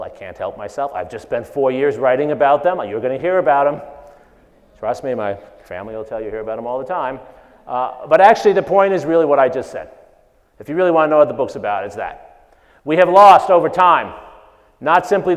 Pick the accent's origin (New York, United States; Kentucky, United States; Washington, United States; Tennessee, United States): New York, United States; moved away as an adult; now in Texas, United States; I grew up in New York